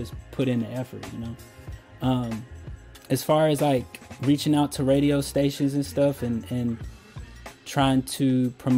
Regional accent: Louisville, Kentucky, United States; also born or lived in Colorado Springs, Colorado; I was born in Colorado Springs. I was raised here in Louisville. So this is home for me

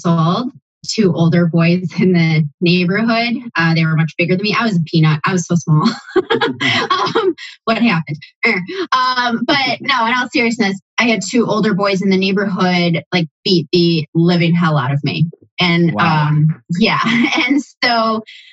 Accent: Buffalo, New York, United States; now in Columbus, United States; being raised in Buffalo, grew up with what I would call a more conservative

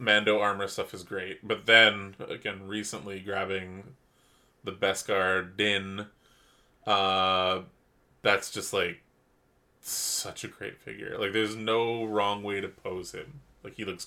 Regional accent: Canada; We're from Canada.

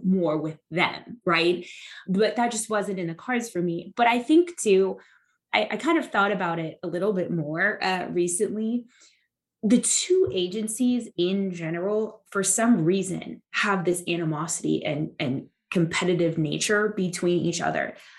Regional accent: Santa Ana, California, United States; moved away as an adult; now in Texas, United States; the Santa Ana RA, you know, it's really my hometown

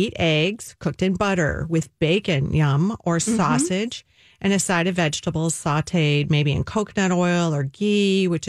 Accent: the South, United States; That right there is sad as a Southerner, I got to tell you.

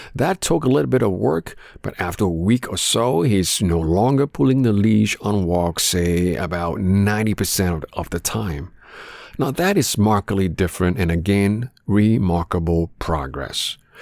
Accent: Canada; growing up in Canada

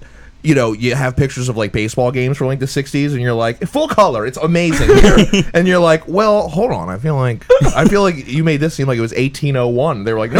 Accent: New Jersey, United States; I'm from Jersey. You're from Jersey.

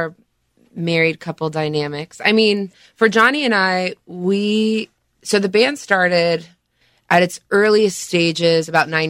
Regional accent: Southern California, United States; So I was born and raised in Southern California, not on the beach, but maybe 45 minutes from the beach.

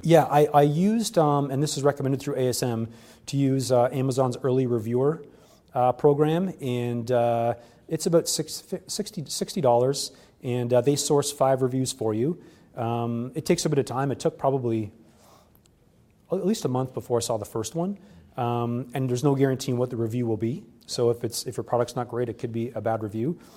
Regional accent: Canada; being a Canadian

